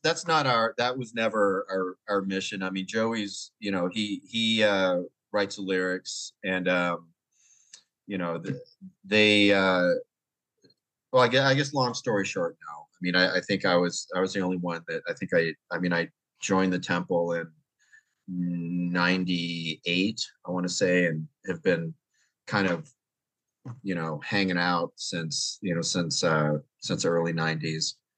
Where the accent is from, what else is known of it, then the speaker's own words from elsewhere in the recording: Oakland, California, United States; originally I'm from the Bay Area, uh, Oakland, San Francisco Bay Area